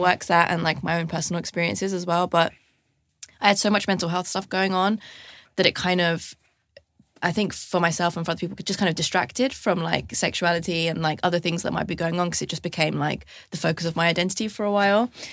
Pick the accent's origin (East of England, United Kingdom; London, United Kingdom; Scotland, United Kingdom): London, United Kingdom; I grew up in London